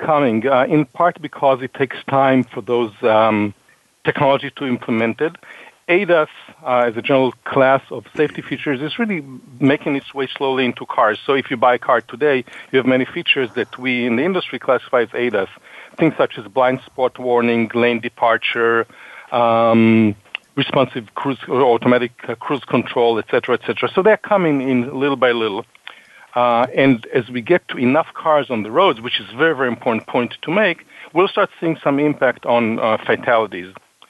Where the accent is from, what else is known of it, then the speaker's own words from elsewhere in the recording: Boston, Massachusetts, United States; I joke. I say, you know, I'm from Boston.